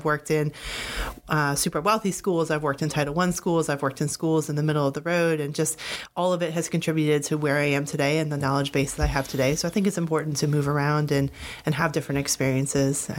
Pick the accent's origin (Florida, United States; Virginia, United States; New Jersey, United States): Virginia, United States; Fairfax County; also born or lived in Fredericksburg, Virginia / Poughkeepsie, New York / Japan; I grew up in Fairfax County, Virginia, so just down the street, not too far from here.